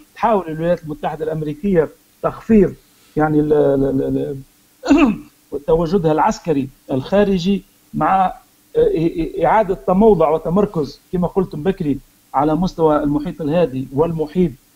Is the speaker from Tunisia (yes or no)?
yes; Tunisia; احنا كتوانسه او كمغاربه